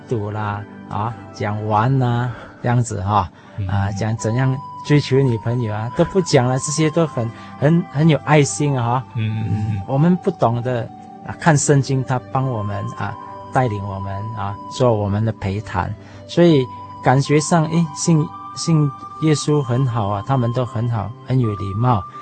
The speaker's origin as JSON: {"language": "Chinese", "town": "Johor Bahru", "region": "Johor", "country": "Malaysia", "said": "我是来自西马的新山"}